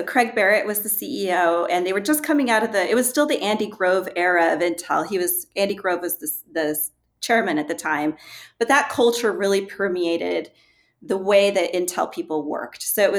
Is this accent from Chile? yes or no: yes; Chile; also born or lived in Argentina; growing up in Chile during the Pinochet regime, for example, and understanding what it is like to live in a dictatorship.